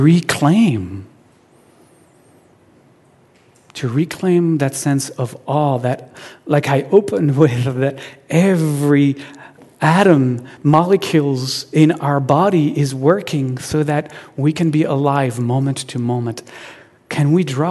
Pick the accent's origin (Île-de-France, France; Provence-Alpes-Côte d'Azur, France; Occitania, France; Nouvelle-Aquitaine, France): Provence-Alpes-Côte d'Azur, France; Marseille; now in Seattle, United States; I was born in Marseille, which is a city on the southern coast of France.